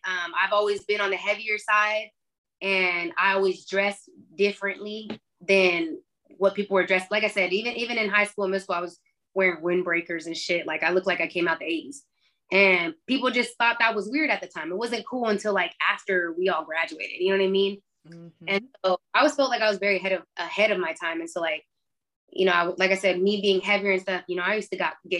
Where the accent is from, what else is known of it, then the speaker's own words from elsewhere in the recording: Austin, Texas, United States; growing up in Austin